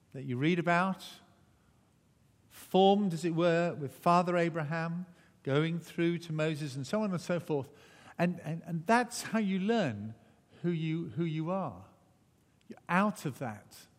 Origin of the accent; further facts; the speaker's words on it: Wales, United Kingdom; also born or lived in Barnstaple, Devon, England; I am Welsh through and through